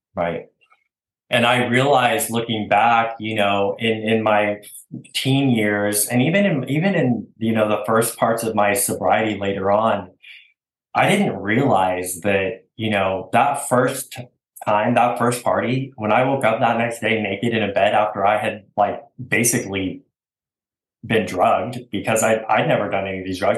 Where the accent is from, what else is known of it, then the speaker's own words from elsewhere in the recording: Oregon, United States; moved away as an adult; also born or lived in Washington; now in Texas, United States; I was born in Oregon. Uh, I'm an Oregon boy